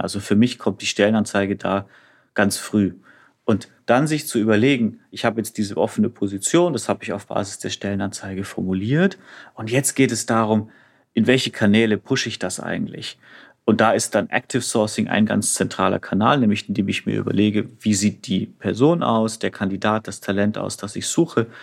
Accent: Franconia, Bavaria, Germany; Bin Franke

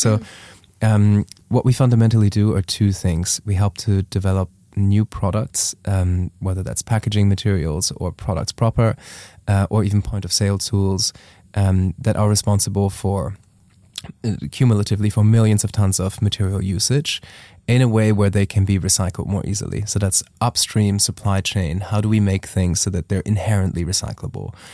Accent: Germany; moved away as an adult; also born or lived in Taiwan; I am from Germany originally.

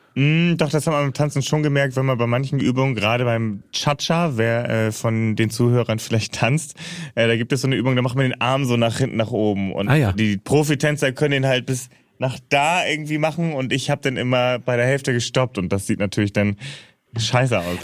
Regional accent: Hamburg, Germany; wer das Airbuswerk kennt in Finkenwerder in Hamburg, äh, da bin ich groß geworden

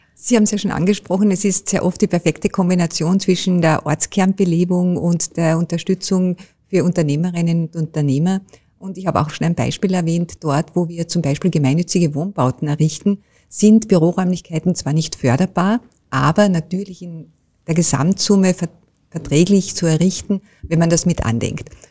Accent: Carinthia, Austria; als Kärntnerin und Kärntnerin

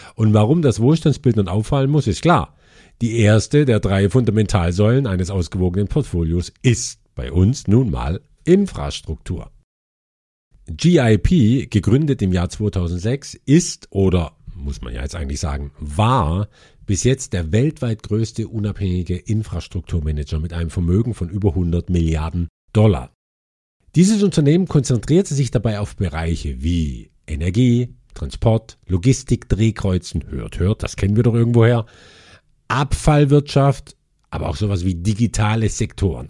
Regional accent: Germany; bei uns in Deutschland

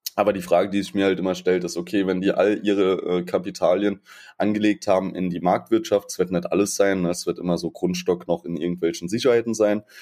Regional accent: Saarland, Germany; bei uns im Saarland

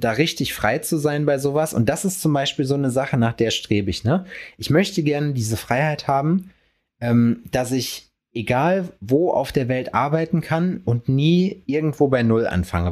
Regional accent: hometown near Lüdenscheid, North Rhine-Westphalia, Germany; in meiner Heimatstadt oder daneben in Lüdenscheid

